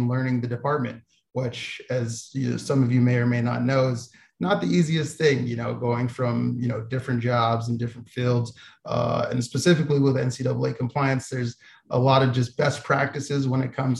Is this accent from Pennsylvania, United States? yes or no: no; Albuquerque, New Mexico, United States; Starting back, I'm from Albuquerque, New Mexico. I moved to San Diego to go to San Diego State University, where I was also on the football team there.